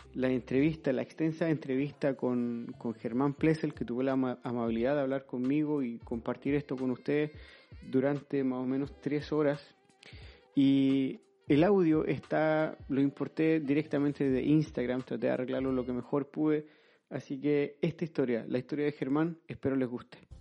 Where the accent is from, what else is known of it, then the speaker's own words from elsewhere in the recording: Chile; now in Sweden; Soy chileno pero vivo en Suecia hace 18 años